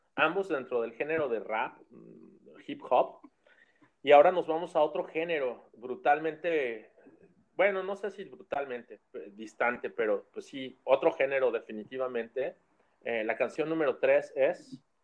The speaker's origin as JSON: {"language": "Spanish", "country": "Mexico", "moved": "yes"}